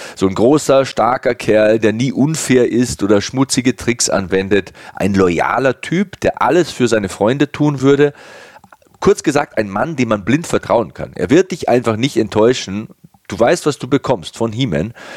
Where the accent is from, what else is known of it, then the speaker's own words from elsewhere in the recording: Passau, Bavaria, Germany; in meiner Heimatstadt Passau